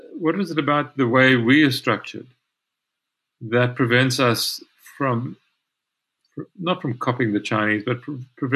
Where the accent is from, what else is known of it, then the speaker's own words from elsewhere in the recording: Mthatha, Eastern Cape, South Africa; Come to my hometown. I grew up in Mthatha.